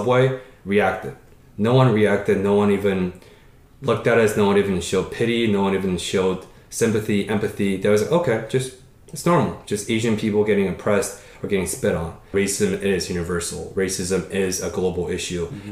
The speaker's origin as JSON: {"language": "English", "town": "Paris", "region": "Île-de-France", "country": "France", "tie": "born or raised there", "moved": "yes", "said": "When I was 4 or 5 years old in France, I was born in Paris"}